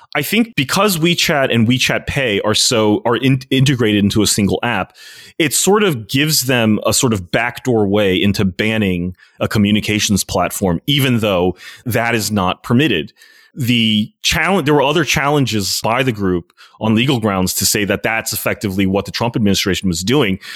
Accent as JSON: {"language": "English", "country": "United States", "said": "I never feel more as Chinese American"}